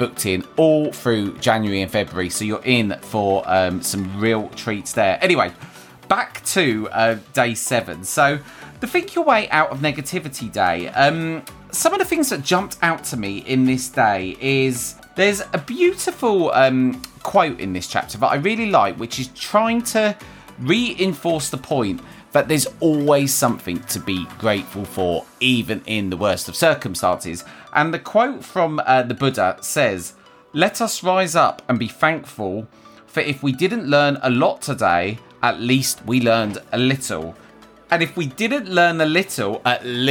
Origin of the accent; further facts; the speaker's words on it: United Kingdom; as British people